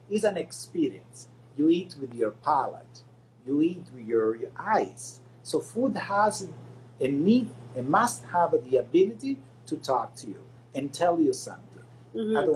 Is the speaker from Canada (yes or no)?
yes; Canada; as a North American people, not as American because we are Canadian and I'm proud Canadian.